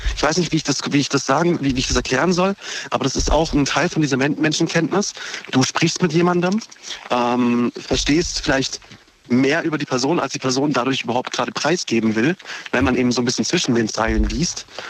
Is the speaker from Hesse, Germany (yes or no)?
no; Horb am Neckar, Baden-Württemberg, Germany; ich komme aus Horb